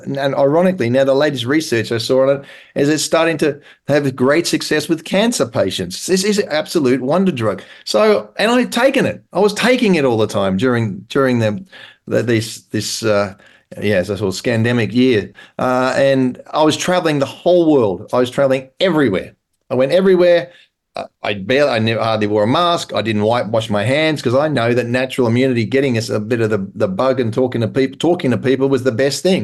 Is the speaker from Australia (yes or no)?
yes; Australia; now in England, United Kingdom; I'm Australian, so I'm living in England, and I've also got an American passport